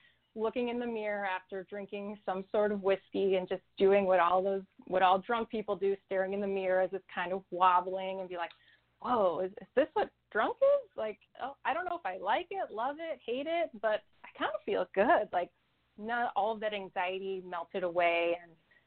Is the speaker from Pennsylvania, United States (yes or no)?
no; Chicago, Illinois, United States; I grew up in the Chicago area